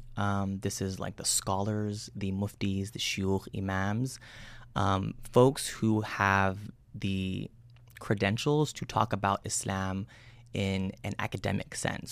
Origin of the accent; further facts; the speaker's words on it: United States; I was born and raised out here in the United States